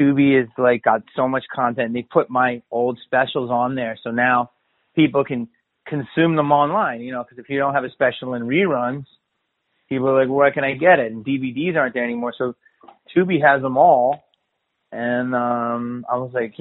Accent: Philadelphia, Pennsylvania, United States; I'm from Philly

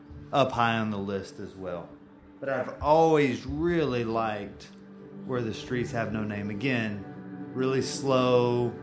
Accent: Bridgeport, Connecticut, United States; Born and raised in Bridgeport.

